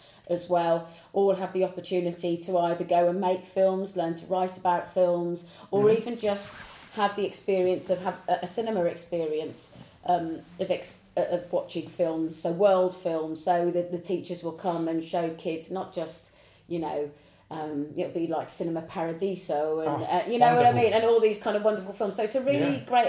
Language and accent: English; Devon, South West England, United Kingdom; Where we grew up in Devon, we certainly didn't have that kind of opportunity.